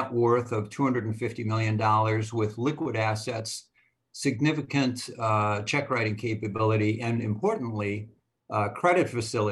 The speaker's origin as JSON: {"language": "English", "town": "Minneapolis", "region": "Minnesota", "country": "United States", "said": "I'm from Minneapolis, Minnesota"}